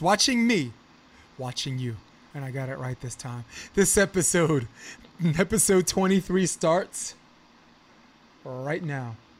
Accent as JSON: {"language": "English", "region": "New York", "country": "United States", "tie": "born or raised there", "said": "I am a New Yorker by nature or, or, or not by nature, by birth"}